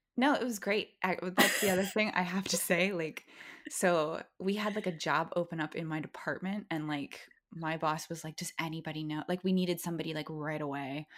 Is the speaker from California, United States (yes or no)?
yes; Valencia, California, United States; I grew up in Valencia